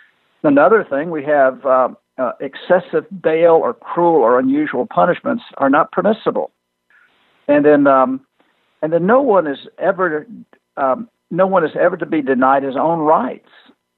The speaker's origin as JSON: {"language": "English", "town": "Birmingham", "region": "Alabama", "country": "United States", "also_born_or_lived": "St. Simons Island, Georgia / Northeast US", "accent": "Southern", "said": "We're from Birmingham, Alabama."}